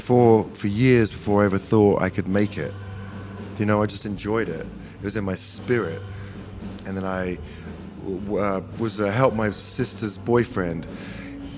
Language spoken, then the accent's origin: English; England, United Kingdom; moved away as an adult; now in United States; I'm a nationalized American, half American, half English